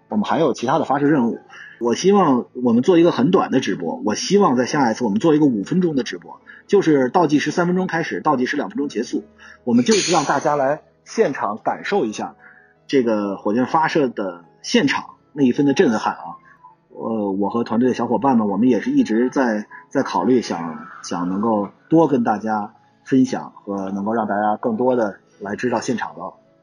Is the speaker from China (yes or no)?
yes; China; 我们中国人可以在太空上行走